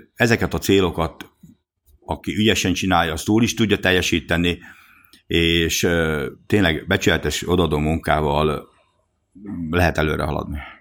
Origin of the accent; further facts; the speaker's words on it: Hungary; mi magyar vállalkozók